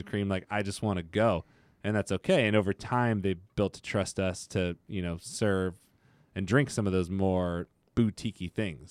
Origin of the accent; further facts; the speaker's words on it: Modesto, California, United States; I'm from Modesto, small town.